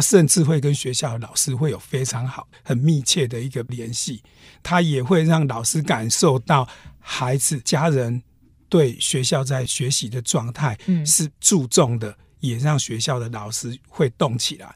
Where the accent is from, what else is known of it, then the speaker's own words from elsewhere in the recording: Hualien County, Taiwan; 富里市其实我们花莲最南的一个乡镇